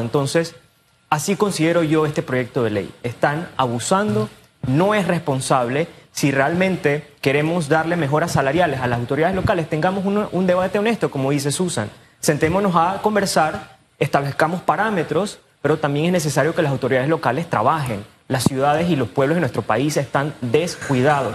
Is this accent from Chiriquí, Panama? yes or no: yes; David, Chiriquí, Panama; moved away; yo soy de David, yo soy de Chiqui. A mí me da mucha lástima ir a mi, a mi ciudad, donde yo nací, donde crecí